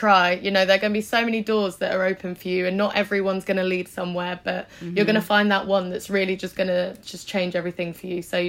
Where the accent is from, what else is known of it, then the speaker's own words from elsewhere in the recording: Isle of Wight, South East England, United Kingdom; moved away as an adult; now in London, United Kingdom; I'm from the Isle of Wight, somewhere that's where I was born. And there's not a lot going on there.